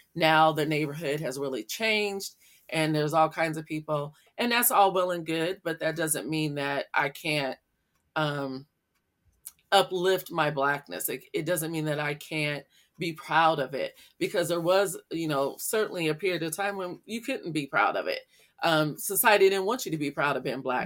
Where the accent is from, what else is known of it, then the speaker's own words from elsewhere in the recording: Iowa, United States; growing up in Iowa, my elementary school was all black.